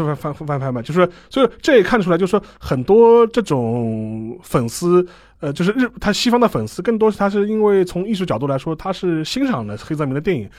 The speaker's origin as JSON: {"language": "Chinese", "country": "China", "said": "我们中国人"}